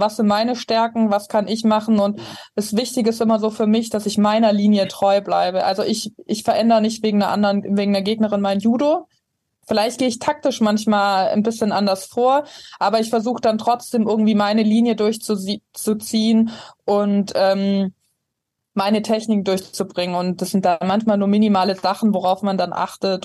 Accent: Ravensburg, Baden-Württemberg, Germany; moved away; Also ich komme ursprünglich aus Ravensburg, ist am Bodensee ganz unten.

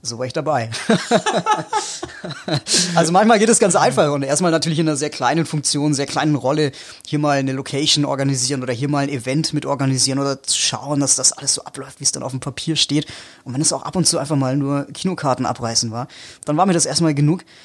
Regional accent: Allgäu, Bavaria, Germany; ich komme aus dem Allgäu, ich komme aus Bayern

